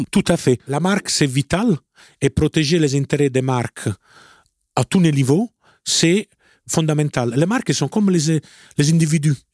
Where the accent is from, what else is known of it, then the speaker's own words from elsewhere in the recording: Italy; French is a second language; moi je suis italien